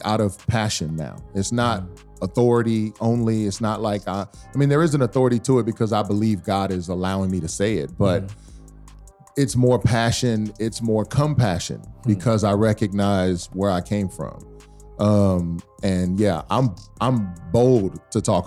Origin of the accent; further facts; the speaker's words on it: Texas, United States; So I grew up in the South. I grew up in Texas